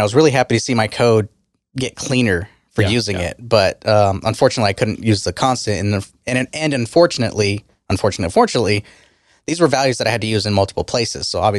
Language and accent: English; Texas, United States; I'm from Texas.